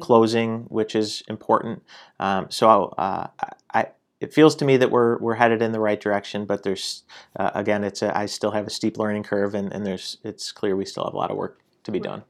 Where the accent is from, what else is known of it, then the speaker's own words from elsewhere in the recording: Syracuse, New York, United States; I'm born and raised in Syracuse, spent most of my life here